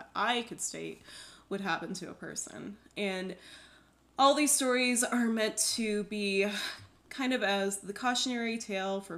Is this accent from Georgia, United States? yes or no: no; Loveland, Colorado, United States; I grew up in Loveland, Colorado